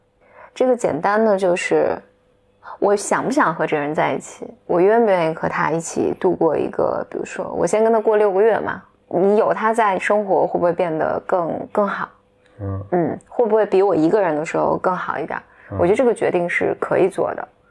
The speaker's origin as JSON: {"language": "Chinese", "country": "China", "tie": "born or raised there", "said": "但是我觉得中国大多数地方还不是这样的。如果你生活在我大多数环境吧，比如我能想到我的家乡，就是女女性的这种选择权还是很少的，还是非常非常少的。"}